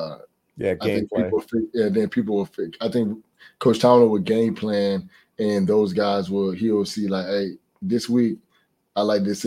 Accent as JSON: {"language": "English", "town": "Fort Lauderdale", "region": "Florida", "country": "United States", "tie": "born or raised there", "said": "growing up in Fort Lauderdale, I had to go through a lot of hurricanes"}